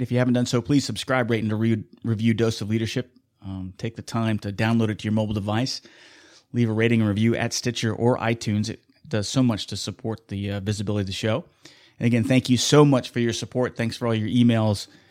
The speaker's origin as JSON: {"language": "English", "town": "Wichita", "region": "Kansas", "country": "United States", "tie": "born or raised there", "said": "here in Wichita, my hometown"}